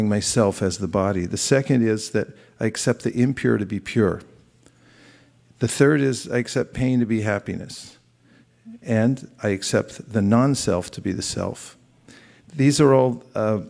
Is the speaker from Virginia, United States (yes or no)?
no; California, United States; I grew up in California. They fed me avocados and artichokes when I was a kid, and I thought, yeah, I'm a Californian